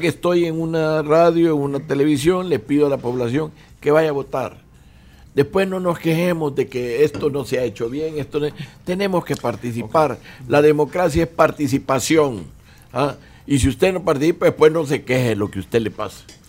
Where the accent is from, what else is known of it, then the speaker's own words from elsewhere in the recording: El Salvador; cómo somos los salvadoreños